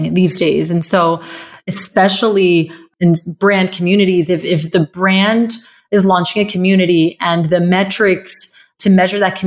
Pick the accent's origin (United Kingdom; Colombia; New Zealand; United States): Colombia; Bogotá; I grew up in Colombia, in Bogota